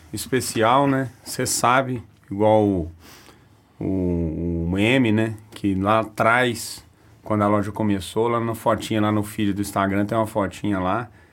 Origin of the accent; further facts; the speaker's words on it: Araxá, Minas Gerais, Brazil; moved away as an adult; now in Uberaba, Brazil; eu sou de Araxá, né? Fui um, um adolescente, uma criança gordinha